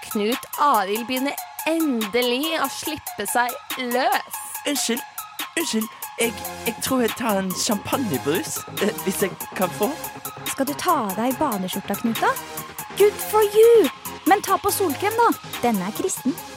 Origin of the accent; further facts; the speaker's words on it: Oslo, Norway; Jeg er fra Oslo, så jeg vet ikke om flere steder.